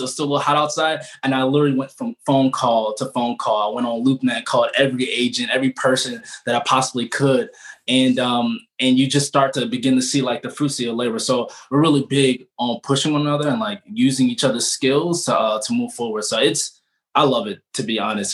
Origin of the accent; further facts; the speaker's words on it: Baltimore, Maryland, United States; I am originally from Baltimore